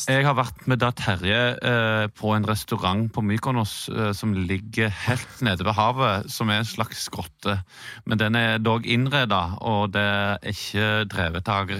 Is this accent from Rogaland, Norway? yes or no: yes; Rogaland, Norway; riv det hadde vi ikke der hvor jeg vokste opp, utenfor Stavanger.